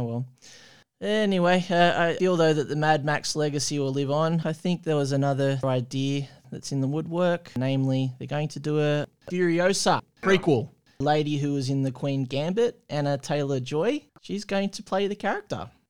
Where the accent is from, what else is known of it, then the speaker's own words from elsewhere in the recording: Australia; as an Australian